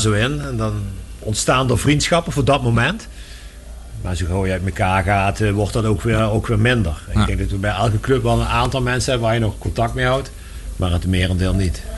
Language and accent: Dutch; Meerssen, Limburg, Netherlands; also born or lived in Maastricht; Ik kom er wel uit Meersen, maar eh, Maastricht is mijn, mijn centrum.